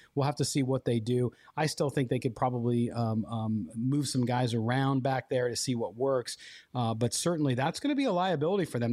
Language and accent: English; Chicago, Illinois, United States; moved away; my hometown, the t-, place of my birth, uh, Chicago